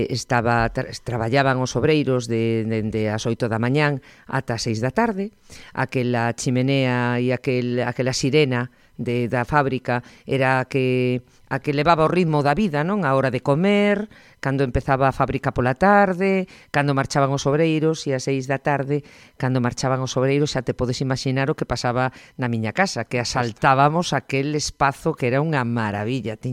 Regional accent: Ourense, Galicia, Spain; also born or lived in Porto de Eguas, O Carballiño; Criámonos en Ourense

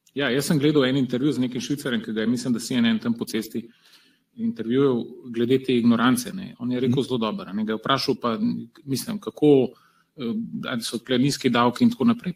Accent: Slovenia

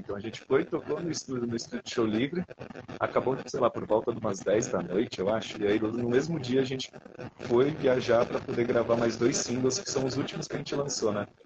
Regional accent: São Paulo, Brazil; a gente é natural de São Paulo, né? Tanto eu como ele, nascido daqui

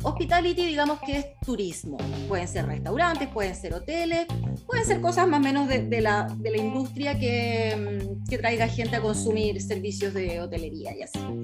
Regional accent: Chile; nosotros como chilenos eh, tenemos la visa 462

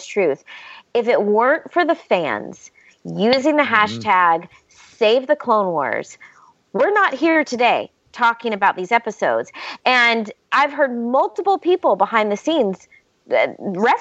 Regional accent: the South, United States; I used to say I'm from the South. So, you know, in the South, we say, bless her heart.

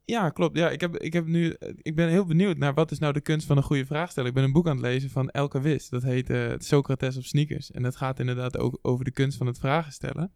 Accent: Netherlands; wij als Nederlanders

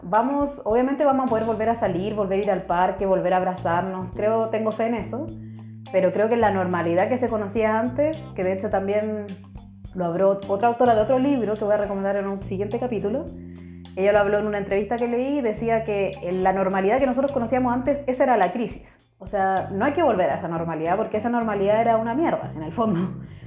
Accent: Chile; now in Germany; Soy chilena, pero vivo actualmente en Alemania

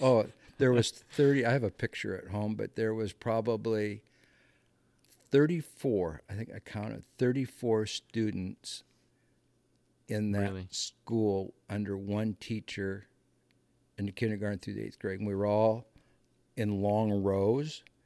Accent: Muscatine, Iowa, United States; moved away as an adult; I grew up in a in a small farming community, um, Muscatine, Iowa

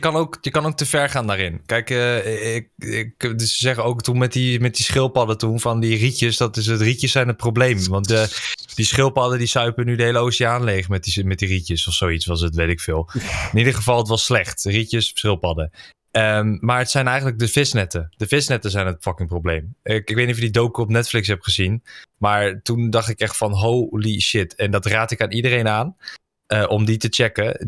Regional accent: Netherlands; daar ben ik een Nederlander voor

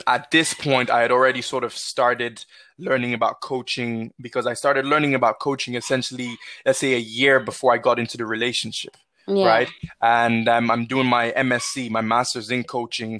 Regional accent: Nigeria; now in Ireland; growing up in Nigeria through to sort of my early adulthood here in Ireland

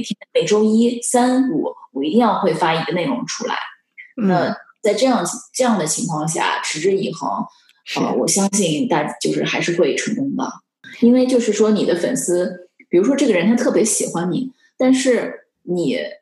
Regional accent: China; now in Los Angeles, United States; 和我们就是中国那边好

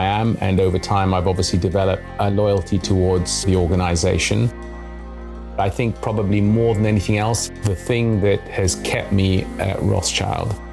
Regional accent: Tanzania; moved away; also born or lived in London, United Kingdom; I was born in East Africa. It was a very, very different world from the world of today. This was the 1960s. It was post-colonial Tanzania

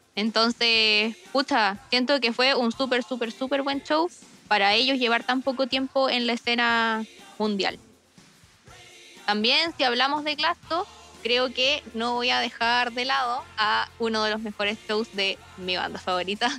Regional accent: Arica, Arica y Parinacota, Chile; yo soy del norte, soy de Arica

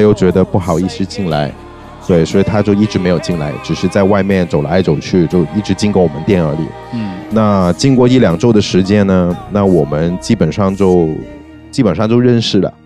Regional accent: Hong Kong; now in Shanghai, China; 我是香港人嘛，嗯。我对香港的音乐还是，呃，香港背景的音乐还是挺，挺重视的

